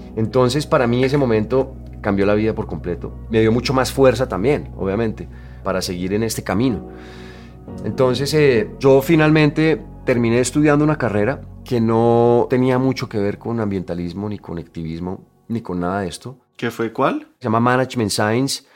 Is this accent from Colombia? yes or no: yes; Colombia; moved away as an adult; yo me fui de Colombia muchos años